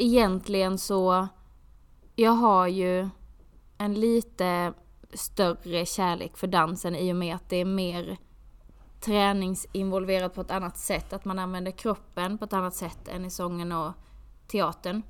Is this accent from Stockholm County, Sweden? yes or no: no; Skåne, Sweden; moved away as an adult; jag är från Skåne